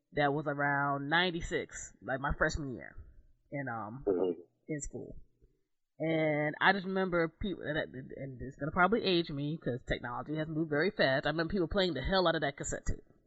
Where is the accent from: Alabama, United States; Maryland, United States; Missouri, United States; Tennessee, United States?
Maryland, United States; Southern; moved away as an adult; also born or lived in New Jersey; I grew up in Southern Maryland